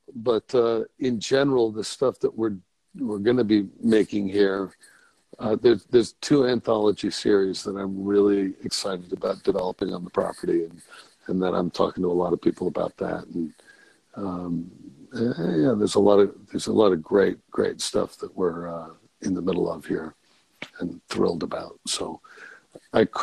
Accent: New England, United States; moved away as an adult; also born or lived in California; now in Maine, United States; I grew up on the East Coast, sort of a New Englander.

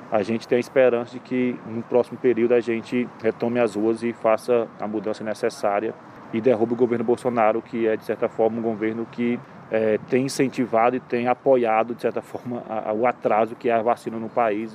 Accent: Fortaleza, Ceará, Brazil; sou de Fortaleza, Ceará, da Coordenação Nacional do MTST

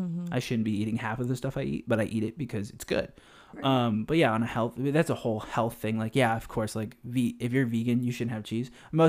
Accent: California, United States; So the average crackhead in the Bay Area, and we're taking this because we're actually from the Bay Area, is probably a good 10 miles per hour.

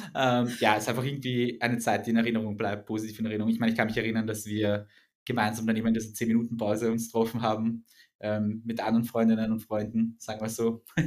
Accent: Vienna, Austria; wir sind ja beide aus Wien

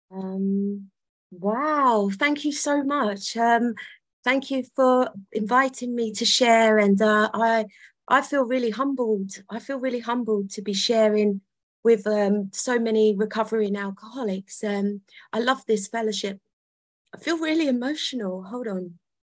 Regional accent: London, United Kingdom; I was born in London. I was I'm from South London

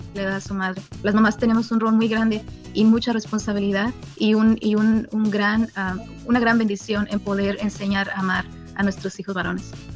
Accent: Michoacán, Mexico; moved away as an adult; also born or lived in Puruándiro; now in Las Vegas, United States; De Michoacán, México.

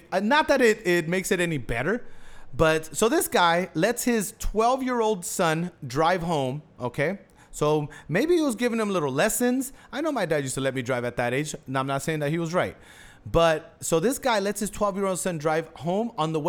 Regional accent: Houston, Texas, United States; And this is my hometown. I thought this would have happened in Florida. Crazy shit happens in Florida.

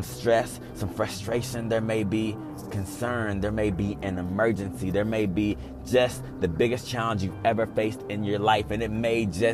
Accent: Texas, United States; I'm from Texas, so we see a lot of crazy weather

